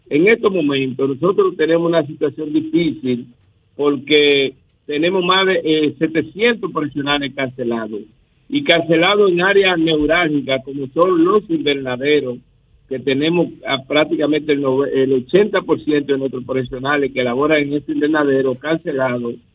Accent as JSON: {"language": "Spanish", "country": "Dominican Republic", "said": "Y nosotros como República Dominicana aquí estamos en capacidad de producir eh, nuestros alimentos"}